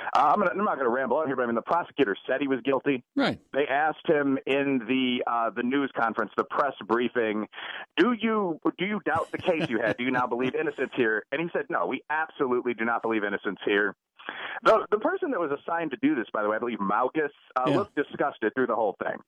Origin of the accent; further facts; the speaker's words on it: Chicago, Illinois, United States; I'm from Chicago.